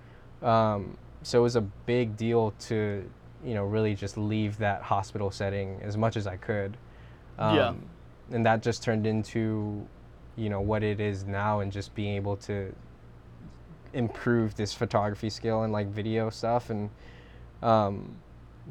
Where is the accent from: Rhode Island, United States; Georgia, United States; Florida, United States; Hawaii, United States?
Hawaii, United States; Molokai; Based out of Hawaii, I was born and raised on Molokai